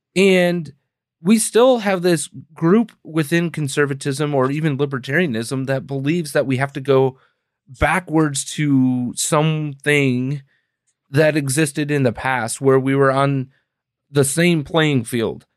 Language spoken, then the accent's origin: English; Wisconsin, United States; now in Illinois, United States; we're both from Wisconsin originally